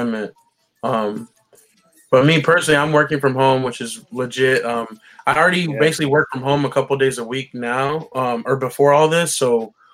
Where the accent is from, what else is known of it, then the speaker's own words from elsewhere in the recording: Arizona, United States; I was born and raised here in Arizona, but my dad's family is from Columbia.